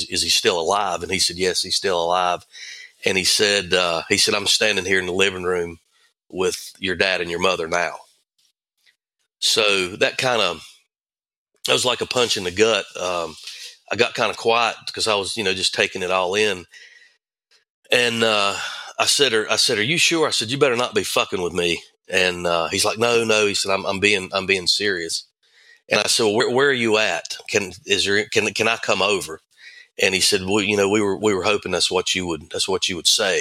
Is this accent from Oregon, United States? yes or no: no; Thomasville, North Carolina, United States; I grew up in Thomasville